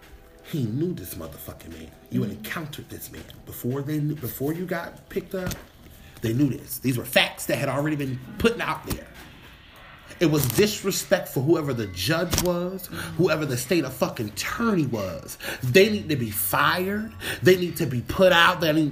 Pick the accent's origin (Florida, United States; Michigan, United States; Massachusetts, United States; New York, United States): Florida, United States; Sanford, right. I'm from Florida.